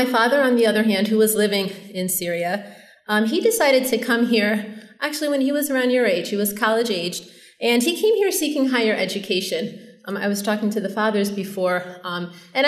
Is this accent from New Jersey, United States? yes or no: no; Chicago, Illinois, United States; moved away as an adult; now in Long Island, United States; I was born in Chicago, and I lived there all through high school and then eventually moved to Long Island with my family